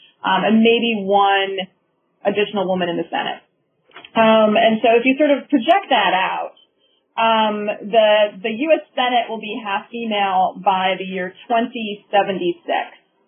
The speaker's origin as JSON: {"language": "English", "region": "Minnesota", "country": "United States", "tie": "born or raised there", "said": "I'm originally from Minnesota, and when I was growing up, we had very, very few women in our state legislature."}